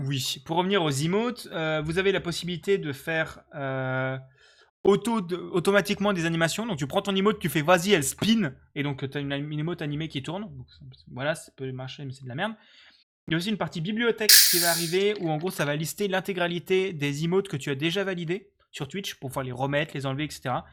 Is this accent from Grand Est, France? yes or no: yes; Lorraine, Grand Est, France; now in Alsace, France; je suis Lorrain et même pas Alsacien.